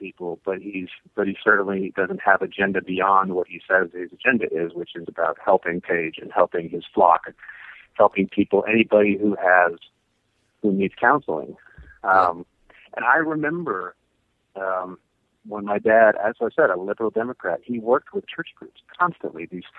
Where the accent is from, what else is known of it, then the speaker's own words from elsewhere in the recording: Columbus, United States; I'm from Columbus.